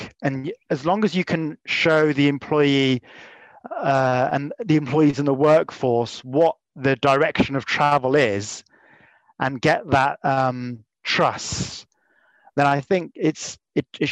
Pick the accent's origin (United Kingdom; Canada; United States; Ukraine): United Kingdom; Leamington Spa, West Midlands; I was born in Leamington Spa. I came back home